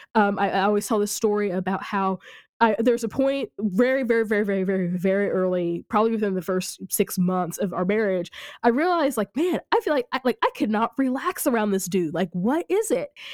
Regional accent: rural Missouri, United States; also born or lived in Kansas City; I grew up in in rural Missouri

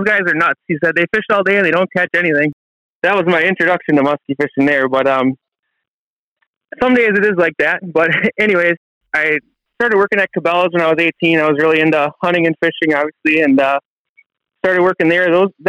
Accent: West Bend, Wisconsin, United States; also born or lived in Green Bay, Wisconsin / Manitowoc, Wisconsin; I'm from the West Bend area originally, just north of Milwaukee in Wisconsin.

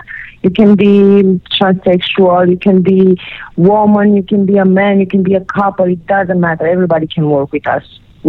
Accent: Romania; From Romania.

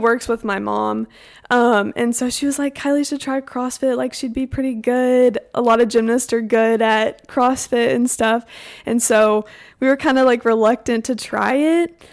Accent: Houston, Texas, United States; I'm from Houston, Texas

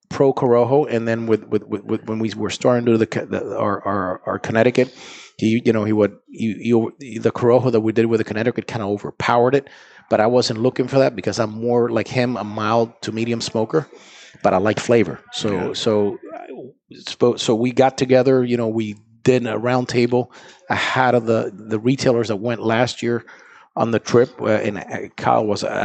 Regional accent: Honduras; moved away as an adult; now in United States; I was born in Honduras. Yes, I was born in Honduras.

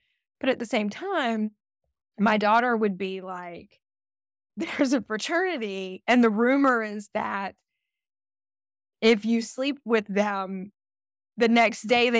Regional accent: the South, United States; And we're from the South

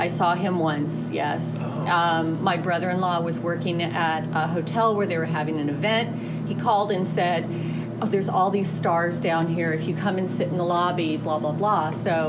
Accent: Los Angeles, California, United States; accent: Valley girl; now in Dallas, United States; I'm originally from California. I am known as a Valley girl.

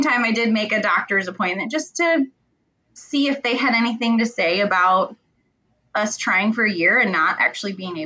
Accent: Michigan, United States; also born or lived in Texas; I am from Michigan, little small town in Michigan, little farm country

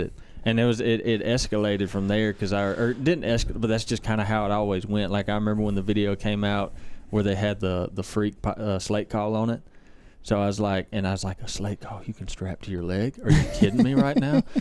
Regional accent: Brandon, Mississippi, United States; I grew up in Brandon, Mississippi

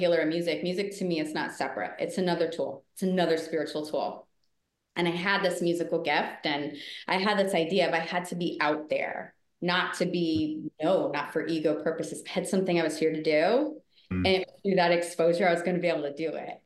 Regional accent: Rhode Island, United States; moved away; also born or lived in New York City; I grew up in Rhode Island. Spent a big chunk of my life in New York City. So New York City's home.

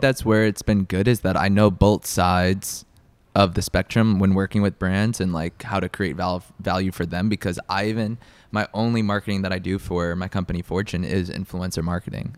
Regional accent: Long Island, New York, United States; I'm from Long Island, New York. So New York, born and raised

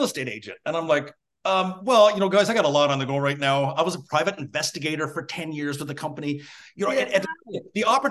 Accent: Newfoundland and Labrador, Canada; moved away as an adult; also born or lived in Toronto area; I'm born and raised in Newfoundland.

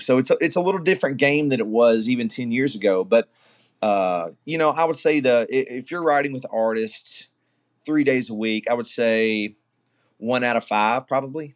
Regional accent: Glasgow, Kentucky, United States; moved away as an adult; now in Nashville, United States; I'm actually from Glasgow, Kentucky, and, uh, I've moved to Nashville about ten years ago

